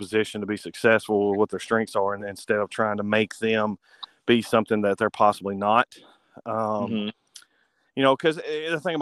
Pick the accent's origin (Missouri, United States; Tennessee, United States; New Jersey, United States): Tennessee, United States; Bruceton, West; now in Paris, United States; I grew up in Bruton, which is a really small town in West Tennessee